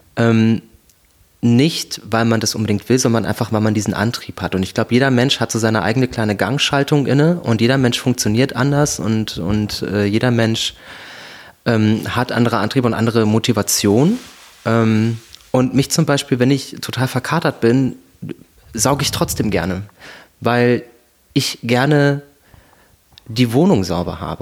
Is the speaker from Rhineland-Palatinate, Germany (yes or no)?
no; Kassel, Hesse, Germany; also born or lived in Brandenburg / Frankfurt / Zurich; now in Berlin, Germany; Ich bin ursprünglich aus Kassel, geboren in Brandenburg